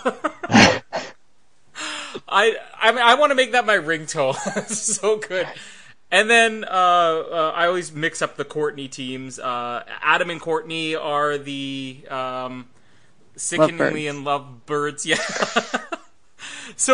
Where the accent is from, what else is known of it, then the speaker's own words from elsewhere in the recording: Canada; being Canadian